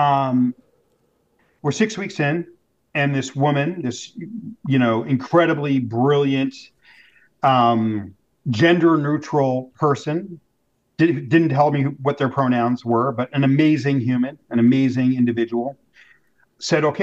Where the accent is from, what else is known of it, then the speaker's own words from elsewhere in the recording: Los Angeles, California, United States; moved away; going to my hometown